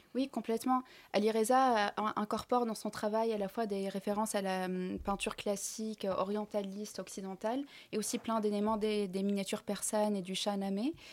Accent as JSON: {"language": "French", "country": "Tunisia", "said": "Moi, je suis tunisienne"}